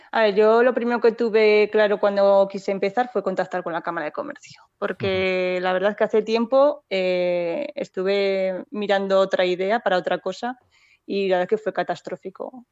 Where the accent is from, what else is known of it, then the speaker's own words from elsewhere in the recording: Borja, Aragon, Spain; moved away as an adult; now in Ágreda, Spain; yo vengo de la provincia de Zaragoza de, un pueblo que se llama Borja